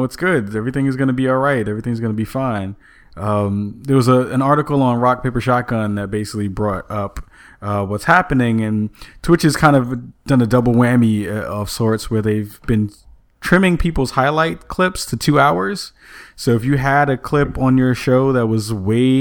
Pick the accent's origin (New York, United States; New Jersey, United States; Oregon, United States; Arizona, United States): New York, United States; New York City; growing up in the Bronx